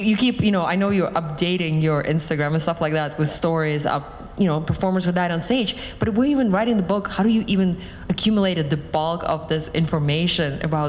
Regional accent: Western Siberia, Russia; moved away; I'm from Siberia originally, and even though there is one Siberian story, yeah, in the appendix about a guy from Irkutsk who lived there for 25, it's like Eastern Siberia and I'm from Western Siberia

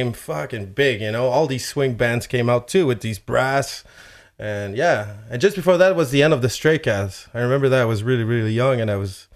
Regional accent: Chile; moved away; I'm from Chile, and I listened to a lot of merengue and salsa when I was a kid

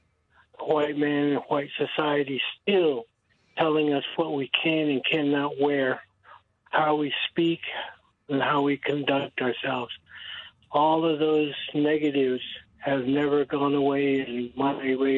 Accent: New Mexico, United States; my hometown chapter of Tehachapi, New Mexico

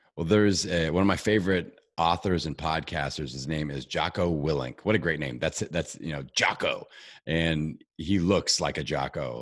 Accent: Indiana, United States; I'm from Indiana, you know, we're low elevation

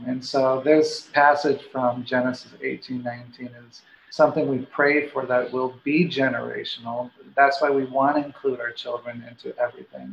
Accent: Guadalajara, Jalisco, Mexico; moved away; also born or lived in Washington State; I was born and raised in Mexico, in Guadalajara

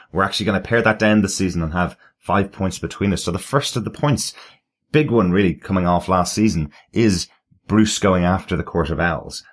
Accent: Ireland; I'm the Irish one.

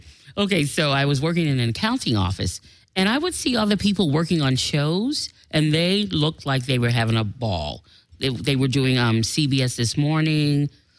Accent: New York City, New York, United States; When I graduated from high school in Manhattan, because I'm from New York.

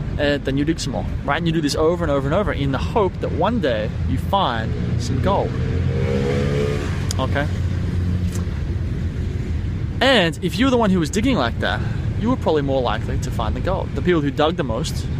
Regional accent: Sydney, New South Wales, Australia; I'm from Sydney, Australia

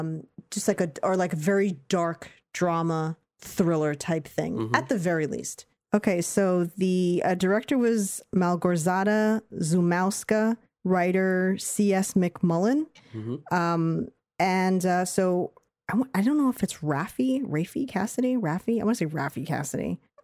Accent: United Kingdom; I think as a Brit, I could see him differently because I'm used to hearing him with an American accent.

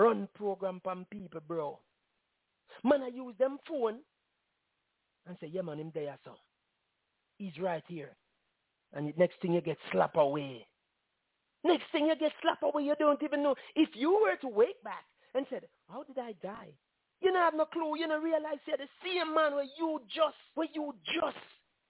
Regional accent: Jamaica; As Jamaican

